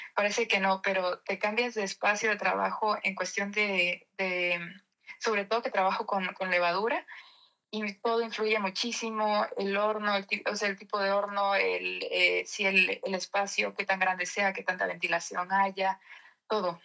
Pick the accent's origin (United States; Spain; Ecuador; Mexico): Mexico; now in Netherlands; en este tiempo en, en México aproveché también para, para, abrir una panadería ya con la familia. La, la panadería en, mi pueblo la está llevando mi mamá.